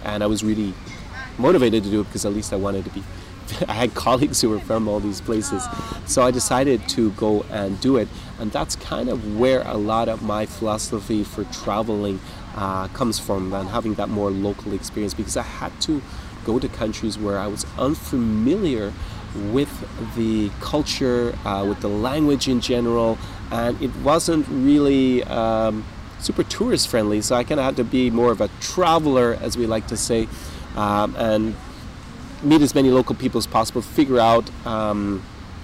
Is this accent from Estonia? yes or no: no; Ireland; I'm Irish-British. I was born in Ireland